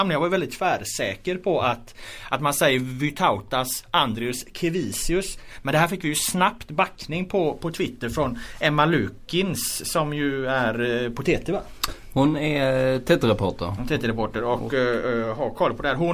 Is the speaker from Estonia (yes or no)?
yes; Estonia; now in Gothenburg, Sweden; jag är ju från Estland liksom.